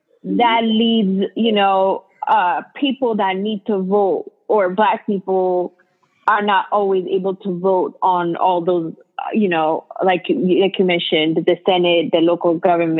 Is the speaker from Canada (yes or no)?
no; Ethiopia; now in United States; I'm from Ethiopia